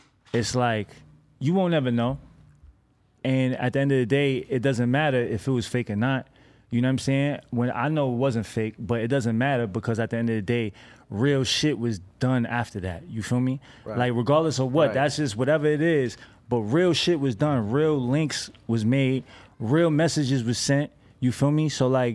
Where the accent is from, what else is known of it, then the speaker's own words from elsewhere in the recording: New York, United States; I come from New York, like old school New York